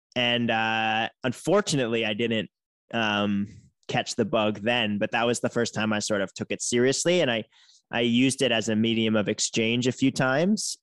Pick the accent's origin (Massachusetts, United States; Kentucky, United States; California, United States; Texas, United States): Massachusetts, United States; outside of Boston; moved away as an adult; now in San Francisco Bay Area, United States; I grew up outside of Boston